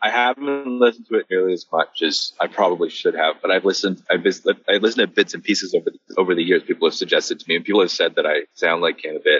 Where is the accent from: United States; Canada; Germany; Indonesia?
Canada; You know, we're both from Canada, so we just kind of like